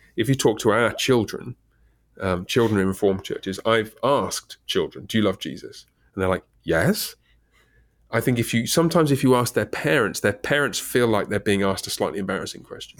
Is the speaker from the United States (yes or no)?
no; England, United Kingdom; moved away; I'm British